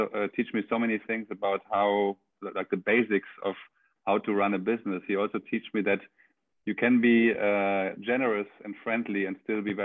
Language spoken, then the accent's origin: English; Germany; moved away as an adult; now in Barcelona, Spain; I'm German. I grew up in Germany until I was 26, and then I moved to Spain